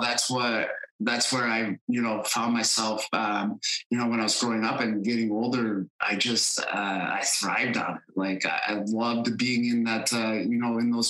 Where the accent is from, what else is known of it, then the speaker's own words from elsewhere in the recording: Ogdensburg, New York, United States; my hometown of Ogdensburg, New York, was right on the St. Lawrence River.